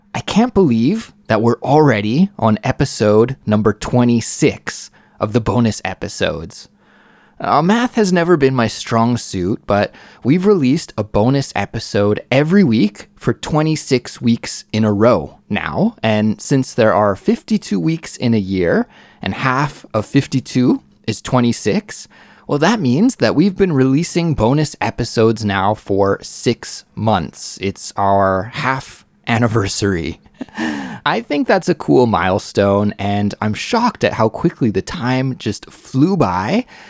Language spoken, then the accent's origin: English; Western Canada, Canada; moved away as an adult; also born or lived in Mississauga, Ontario; now in South Korea; I only lived in Mississauga for a few years before my family moved to Western Canada